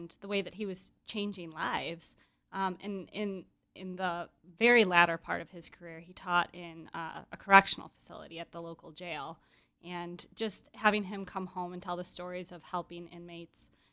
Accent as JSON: {"language": "English", "town": "Grand Rapids", "region": "Michigan", "country": "United States", "moved": "as an adult", "lives_now": "Chicago, United States", "said": "I'm from Grand Rapids, Michigan. So when I moved to Chicago"}